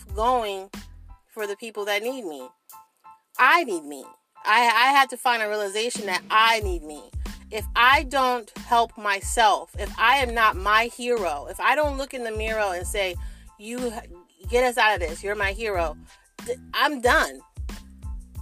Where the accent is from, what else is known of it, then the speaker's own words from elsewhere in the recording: New Jersey, United States; I'm from South Jersey